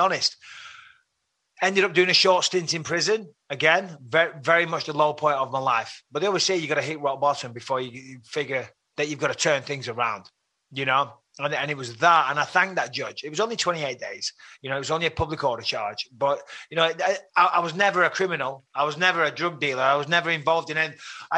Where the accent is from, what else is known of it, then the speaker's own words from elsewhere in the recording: Clitheroe, North West England, United Kingdom; Growing up in Clitheroe, it's a lovely, nice, old-fashioned market town